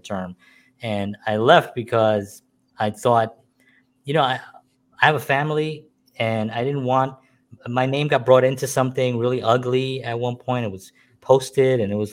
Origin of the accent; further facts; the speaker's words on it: New York City, New York, United States; I grew up in the Bronx